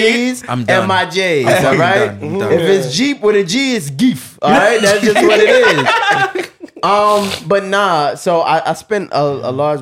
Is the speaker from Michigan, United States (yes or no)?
no; New York City, New York, United States; I come from Brooklyn